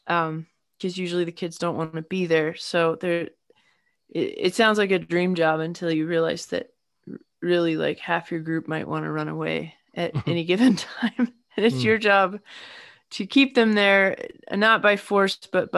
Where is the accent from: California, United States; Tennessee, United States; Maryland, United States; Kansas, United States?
Maryland, United States; north of Baltimore; also born or lived in Massachusetts; now in Asheville, United States; I am originally from the hilly part of Maryland, kind of north of Baltimore, near the Pennsylvania line